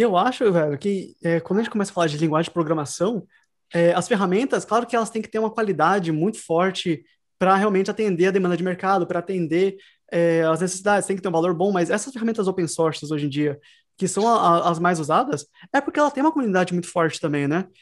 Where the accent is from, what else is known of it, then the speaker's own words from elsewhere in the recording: Sorocaba, São Paulo, Brazil; now in Dublin, Ireland; Eu sou de Sorocaba, no Brasil